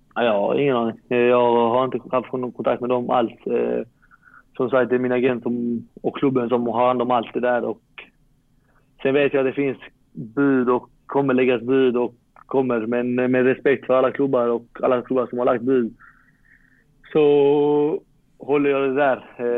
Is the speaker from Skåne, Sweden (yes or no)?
yes; Malmö, Skåne, Sweden; moved away as an adult; now in Varberg, Sweden; jag är från Malmö